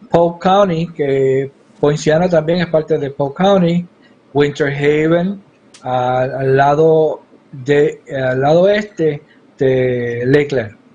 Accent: Yabucoa, Puerto Rico; now in Kissimmee, United States; Soy de Yabucoa, Puerto Rico. Estoy viviendo ahora en Kissimmee, Florida.

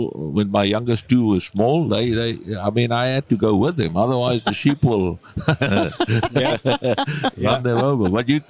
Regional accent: South Africa; I'm from South Africa.

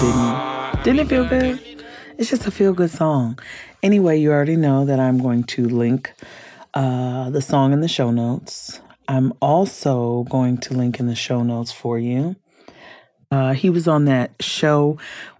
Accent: Compton, California, United States; I grew up in California. I grew up in Compton

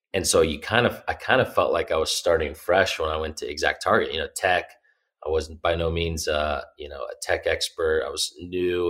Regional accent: Indianapolis, Indiana, United States; I grew up here in Indy

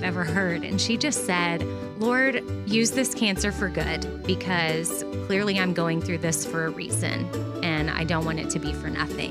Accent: Austin, Texas, United States; I was born in Austin, Texas in 1981

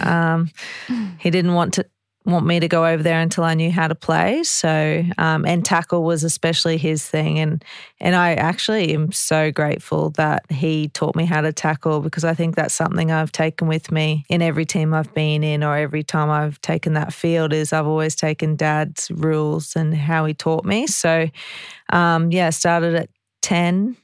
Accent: Ipswich, Queensland, Australia; I'm from Ipswich

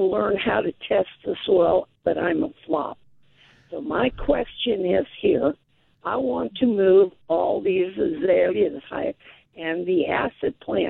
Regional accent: Big Island of Hawaii, United States; moved away; I grew up on the Big Island of Hawaii

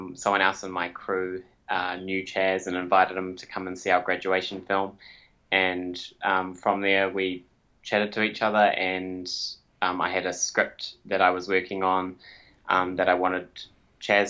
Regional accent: Wellington, New Zealand; I was born in Wellington, New Zealand, so lived here my whole life

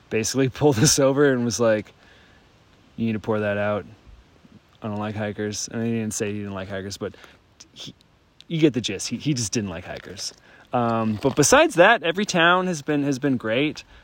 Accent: Mississippi, United States; I'm …. I'm from Mississippi, and I got my trail name uh, because I don't turn down a beer

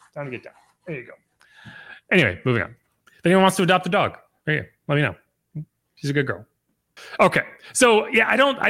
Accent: New England, United States; I remember when I was growing up in New England as a Giants fan

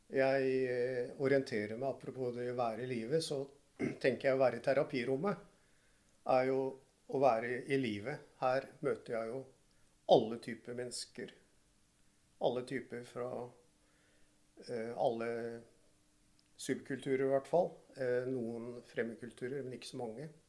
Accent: Oslo, Norway; Jeg er fra Groruddalen

